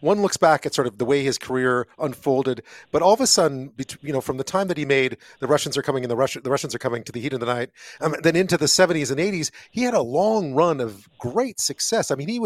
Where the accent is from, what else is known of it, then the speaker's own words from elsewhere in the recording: Canada; being Canadian